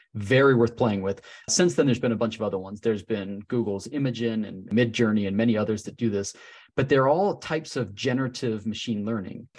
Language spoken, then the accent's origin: English; Salt Lake City, Utah, United States; born or raised there